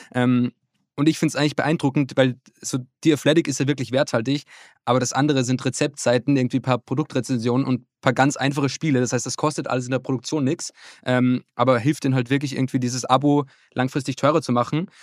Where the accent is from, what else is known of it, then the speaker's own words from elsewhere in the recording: Upper Austria, Austria; now in Hamburg, Germany; in meinem Heimatort, das ist in Oberösterreich